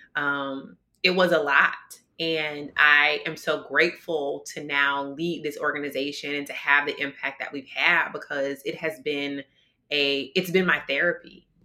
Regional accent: Detroit, Michigan, United States; now in Minnesota, United States; I am originally from Detroit, Michigan. That's my home, born and raised.

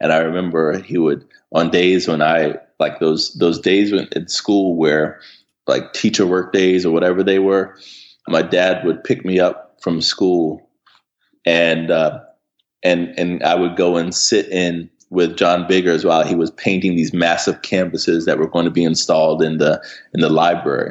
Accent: Hampton, Virginia, United States; moved away as an adult; also born or lived in Richmond, Virginia / Harlem, New York; now in New York, United States; growing up in Hampton

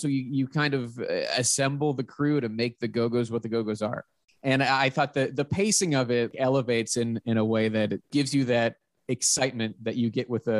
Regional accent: Pittsburgh, Pennsylvania, United States; I'm from Pittsburgh. So that like mid-Atlantic area, I am very familiar with that type of accent.

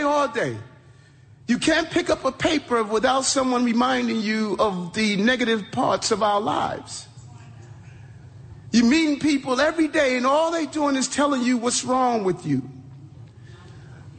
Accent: New York City, New York, United States; growing up in South Jamaica, Queens

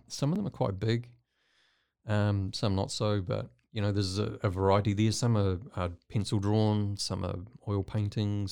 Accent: New Zealand; moved away as an adult; now in Waco, United States; I'm not from Waco. I'm from New Zealand

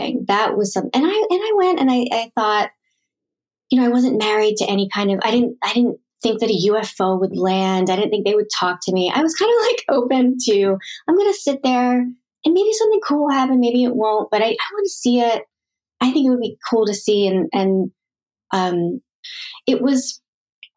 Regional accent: Philadelphia, Pennsylvania, United States; growing up in Philadelphia

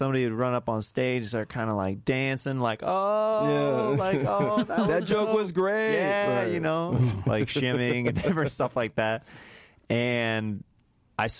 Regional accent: Kansas, United States; moved away as an adult; now in Los Angeles, United States; I'm from Kansas.

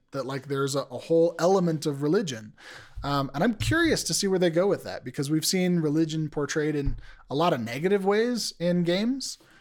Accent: United States; as an American male

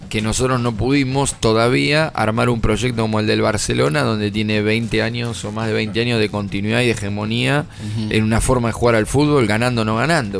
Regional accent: Argentina; somos argentinos

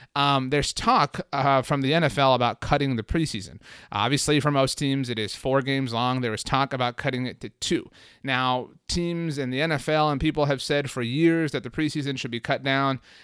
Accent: South Texas, United States; I'm from South Texas

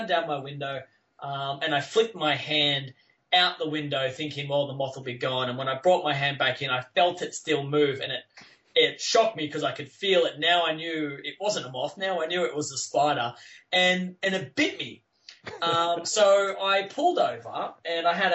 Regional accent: Orange, New South Wales, Australia; I still live in, actually, in the town that I was born. It's a small country town called Orange in New South Wales.

